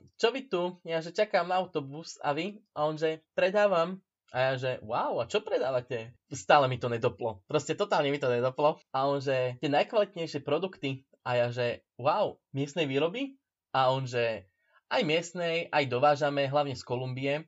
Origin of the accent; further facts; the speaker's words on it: Slovakia; ja ako Slovák som sa nezaprel